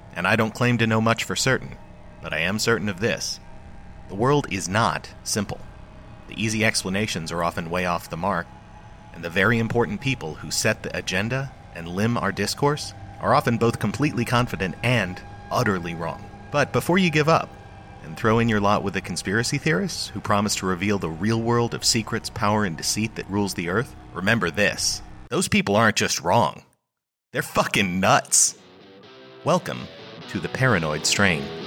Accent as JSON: {"language": "English", "country": "United States", "said": "I'm an American"}